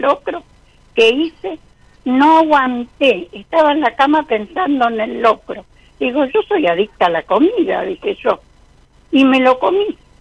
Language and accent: Spanish; Isidro Casanova, Buenos Aires Province, Argentina; De Isidro Casanova